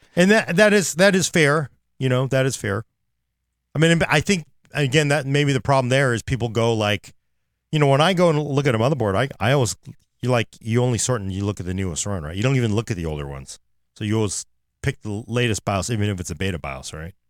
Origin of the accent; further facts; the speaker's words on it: Oakland, California, United States; I am from Oakland